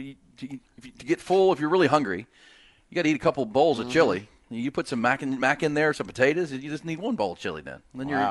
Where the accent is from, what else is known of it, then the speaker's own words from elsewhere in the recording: Ohio, United States; Where I come from. Growing up in Ohio